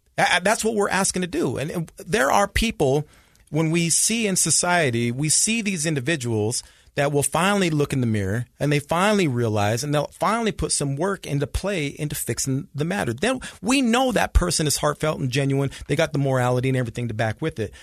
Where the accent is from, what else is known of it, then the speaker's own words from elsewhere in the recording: Salt Lake City, Utah, United States; I grew up here in Salt Lake